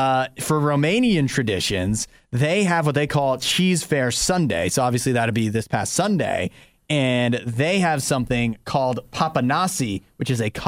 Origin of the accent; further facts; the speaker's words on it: Maryland, United States; So I grew up in Maryland, right near that area.